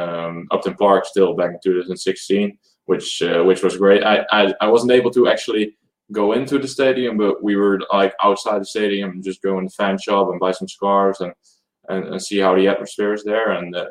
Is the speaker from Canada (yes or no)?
no; Netherlands; We're from the Netherlands.